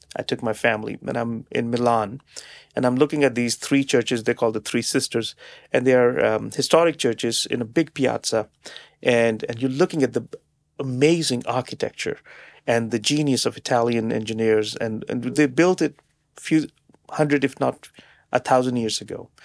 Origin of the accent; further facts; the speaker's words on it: Canada; us as Canadian businesses and, and, and, and as Canadians